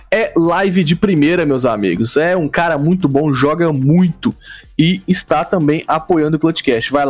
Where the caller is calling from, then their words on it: Recife, Pernambuco, Brazil; eu sou aqui de Recife